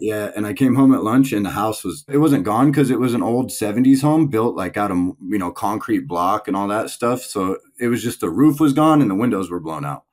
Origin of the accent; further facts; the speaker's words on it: Palmdale, California, United States; also born or lived in Tehachapi, California; I was born and raised in Palmdale, California